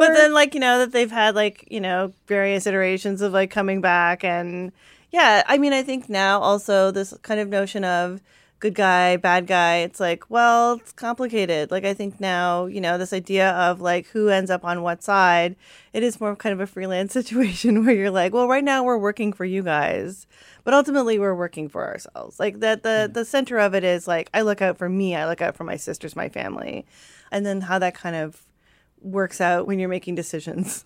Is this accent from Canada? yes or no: yes; Canada; I'm Japanese Canadian